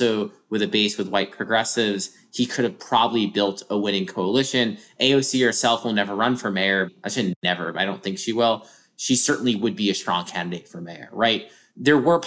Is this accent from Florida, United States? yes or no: no; New York City, New York, United States; I grew up in New York City, grew up in Brooklyn, still live there